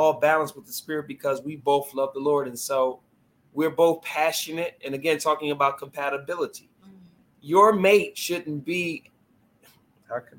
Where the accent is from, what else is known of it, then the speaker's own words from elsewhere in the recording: Philadelphia, Pennsylvania, United States; I grew up in Southwest Philadelphia my entire life